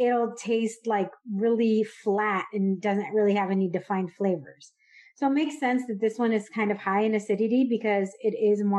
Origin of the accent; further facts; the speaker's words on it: California, United States; moved away as an adult; also born or lived in Dallas, Texas; I grew up in California